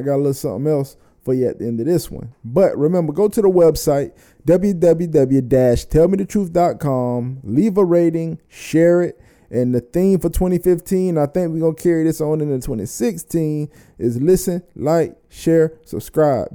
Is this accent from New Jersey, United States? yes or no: no; Florida, United States; I'm from Florida